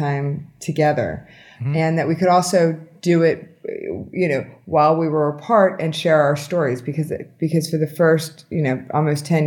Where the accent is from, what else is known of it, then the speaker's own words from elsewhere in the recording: Pennsylvania, United States; now in Miami, United States; I'm originally from Pennsylvania